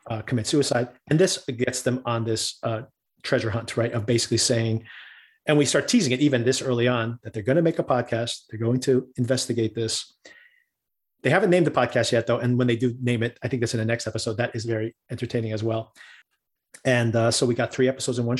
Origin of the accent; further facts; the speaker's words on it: Newark, New Jersey, United States; I grew up in Newark, which is a city right across the street from New York, right across the river from New York